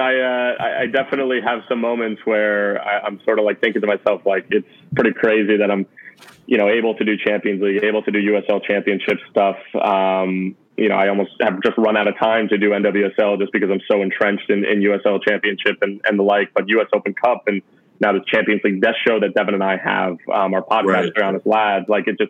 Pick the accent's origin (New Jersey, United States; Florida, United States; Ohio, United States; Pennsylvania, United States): New Jersey, United States; moved away; I'm from New Jersey originally